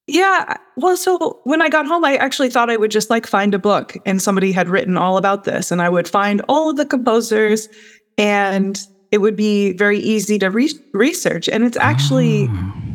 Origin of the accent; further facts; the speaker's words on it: United States; as an American